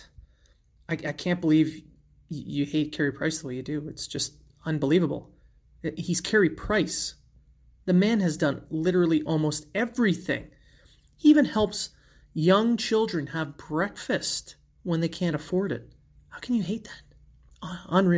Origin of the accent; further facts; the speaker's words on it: Sudbury, Ontario, Canada; my hometown Sudbury